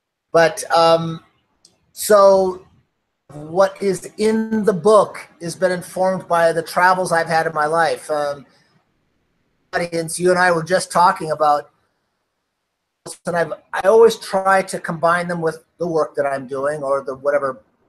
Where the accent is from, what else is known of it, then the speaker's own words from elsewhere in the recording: Norway; born there; I figured I was born in Norway. So I ended up going to school there and skiing with the junior Olympic team